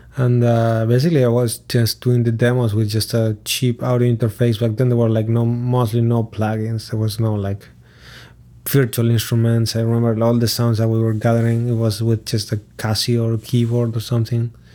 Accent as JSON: {"language": "English", "town": "Lugo", "region": "Galicia", "country": "Spain", "tie": "born or raised there", "also_born_or_lived": "Montevideo, Uruguay", "second_language": "English", "moved": "as an adult", "said": "Growing up in Lugo, it's a city in Galicia, which is the northwest of Spain"}